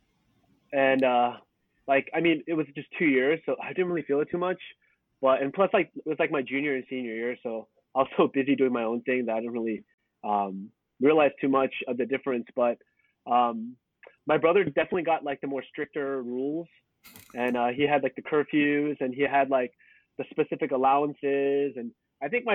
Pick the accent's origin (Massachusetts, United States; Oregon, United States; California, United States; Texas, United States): California, United States; Cupertino; born or raised there; also born or lived in Suwon, South Korea / San Jose, California